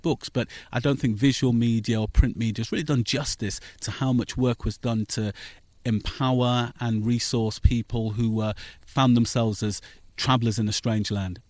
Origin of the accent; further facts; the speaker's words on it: Northampton, East Midlands, United Kingdom; also born or lived in Wellingborough; I was born in Northampton